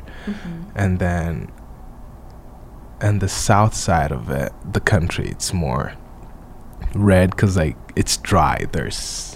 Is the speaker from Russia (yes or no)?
no; Rwanda; moved away; I'm from Rwanda